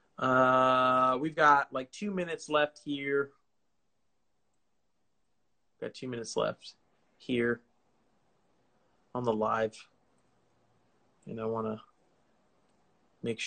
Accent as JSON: {"language": "English", "region": "California", "country": "United States", "said": "I'm from California."}